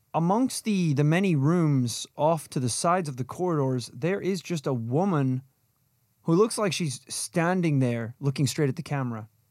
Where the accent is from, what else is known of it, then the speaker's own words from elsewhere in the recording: Northern Ireland, United Kingdom; when we were growing up in Northern Ireland